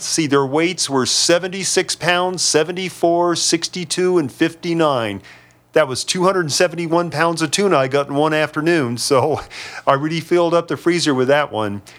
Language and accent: English; San Diego County, California, United States; also born or lived in Anza, California; I'm a native Southern Californian, born and raised in San Diego County